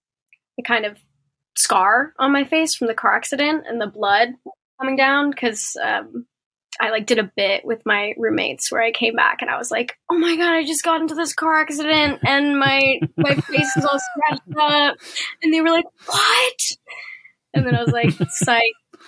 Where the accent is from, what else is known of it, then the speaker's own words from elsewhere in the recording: Philippines; I think it was Hispanic and I'm Filipino, so they changed it